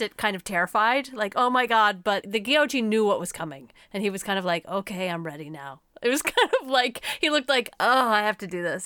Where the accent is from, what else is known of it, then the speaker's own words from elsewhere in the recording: United States; I'm very American